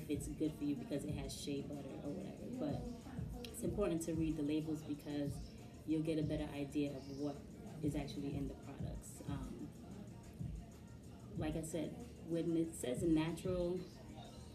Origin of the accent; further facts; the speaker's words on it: New York City, New York, United States; Born and raised in Brooklyn my whole life